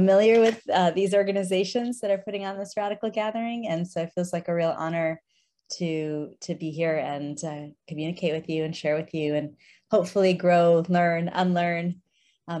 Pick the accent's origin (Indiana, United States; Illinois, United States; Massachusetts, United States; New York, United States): Illinois, United States; Chicago; I grew up in Chicago in the suburbs of the city as an immigrant kid. My parents are both from India